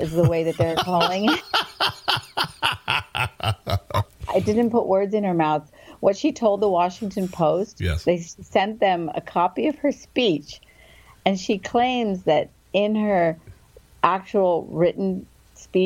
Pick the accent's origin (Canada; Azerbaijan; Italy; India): India; also born or lived in Fairfax County, Virginia; now in United States; I'm an immigrant from India.